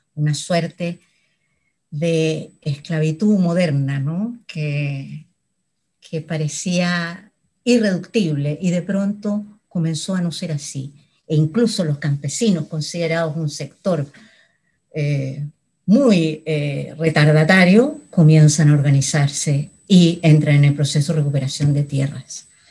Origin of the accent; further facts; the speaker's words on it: Chile; nunca me fui de Chile